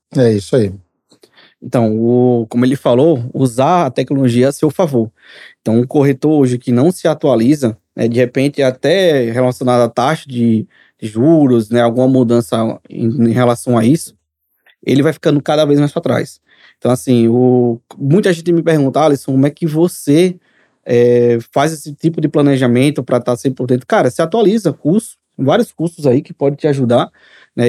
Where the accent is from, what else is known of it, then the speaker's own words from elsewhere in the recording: Maceió, Alagoas, Brazil; sou de Maceió